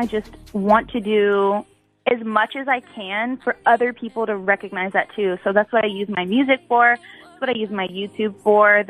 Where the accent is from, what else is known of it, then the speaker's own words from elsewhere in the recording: Texas, United States; I grew up in Texas